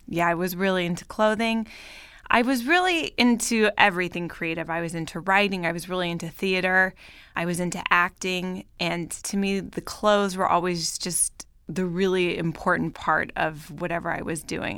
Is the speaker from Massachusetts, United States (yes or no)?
no; Bay Area, Northern California, United States; moved away as an adult; also born or lived in Paris, France / New York, United States; now in Los Angeles, United States; I grew up in Northern California, in the Bay Area